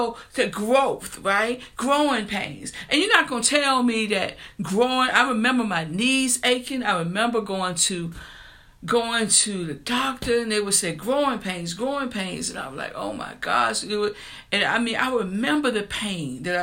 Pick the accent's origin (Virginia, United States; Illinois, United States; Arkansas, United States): Virginia, United States; New Kent; the grocery store in my hometown, it was a store called Chuck's, anybody that came from New Kent, Virginia